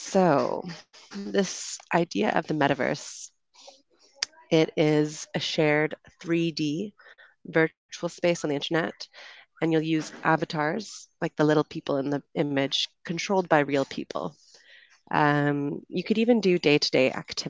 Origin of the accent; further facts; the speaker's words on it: Canada; moved away as an adult; also born or lived in United Kingdom; now in Colombia; I'm from Canada, so that will be the accent you hear